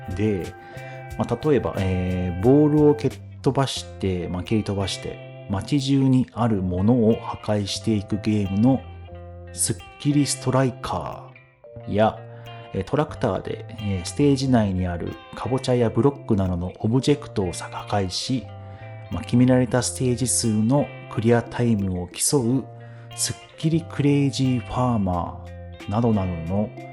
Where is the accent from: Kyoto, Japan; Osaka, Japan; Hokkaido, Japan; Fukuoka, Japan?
Hokkaido, Japan; 生まれも育ちも北海道、え牛乳やじゃがいも、えスイーツが有名なところに住んでおります。